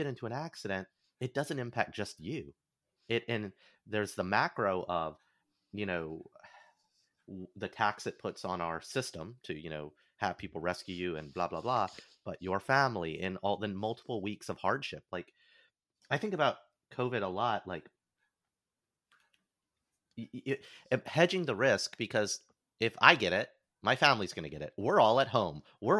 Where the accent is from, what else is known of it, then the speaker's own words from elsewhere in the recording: Alabama, United States; moved away; when I was growing up in Alabama